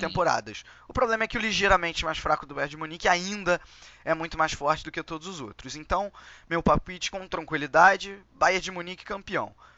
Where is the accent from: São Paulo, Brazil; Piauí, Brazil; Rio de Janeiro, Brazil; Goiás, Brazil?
Rio de Janeiro, Brazil; accent: carioca